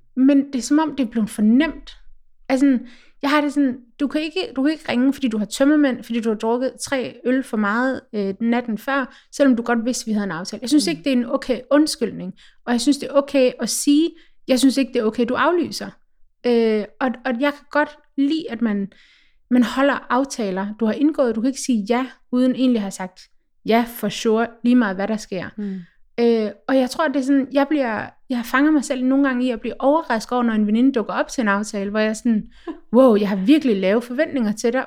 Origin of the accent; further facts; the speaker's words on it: Denmark; som dansker